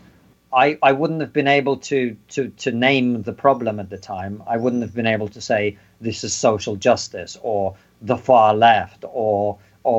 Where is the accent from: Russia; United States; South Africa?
Russia; now in United Kingdom; I'm obviously from Russia, the Soviet Union